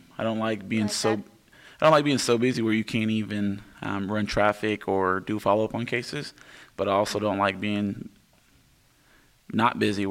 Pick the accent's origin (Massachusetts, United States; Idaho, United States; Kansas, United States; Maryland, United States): Kansas, United States; Wichita; also born or lived in Hutchinson, Kansas; the second to youngest kid in my family. I grew up in the Wichita area